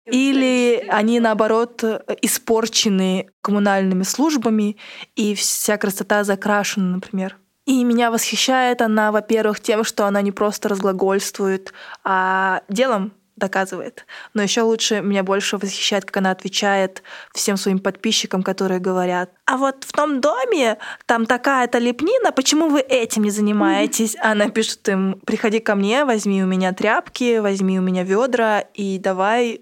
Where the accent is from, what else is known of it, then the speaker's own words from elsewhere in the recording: Ulan-Ude, Buryatia, Russia; в Улан-Удэ, откуда я родом